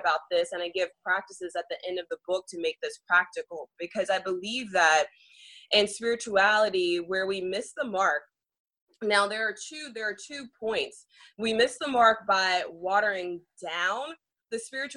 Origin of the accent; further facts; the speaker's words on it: Nashville, Tennessee, United States; moved away; Nashville, which is my hometown